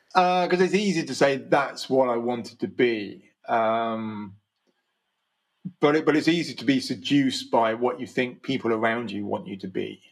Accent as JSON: {"language": "English", "town": "Slough", "region": "South East England", "country": "United Kingdom", "tie": "born or raised there", "said": "I grew up in Slough"}